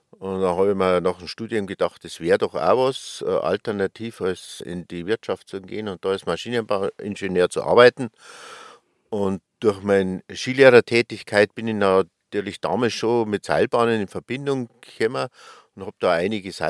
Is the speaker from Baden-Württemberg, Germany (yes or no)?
no; Schliersee, Bavaria, Germany; Ich komme aus dem tiefsten Oberbayern, aus Schliersee.